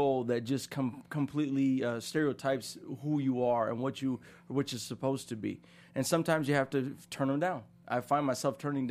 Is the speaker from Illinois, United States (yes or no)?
yes; Chicago, Illinois, United States; growing up in Chicago